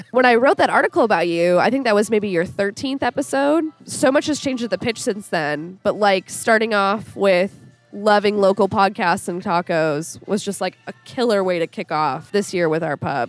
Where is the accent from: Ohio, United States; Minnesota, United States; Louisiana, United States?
Minnesota, United States; Minneapolis; moved away as an adult; now in Kansas City, United States; So I'm from Minneapolis originally, and I moved here about 2 years ago.